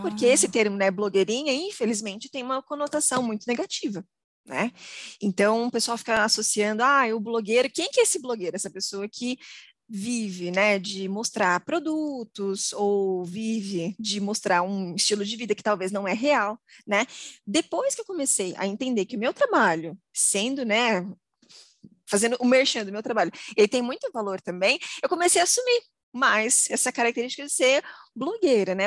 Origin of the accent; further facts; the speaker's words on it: Osasco, São Paulo, Brazil; Eu sou de Osasco, a cidade que mais vende hot dog no Brasil